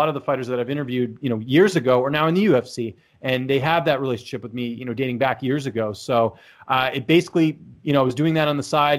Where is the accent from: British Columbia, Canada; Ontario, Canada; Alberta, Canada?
British Columbia, Canada; Vancouver; I'm from Canada, actually from Vancouver, born and raised there